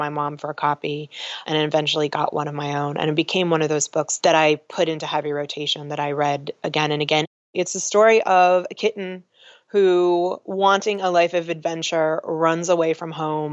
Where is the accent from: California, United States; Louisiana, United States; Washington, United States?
California, United States; Los Angeles; I grew up in Hollywood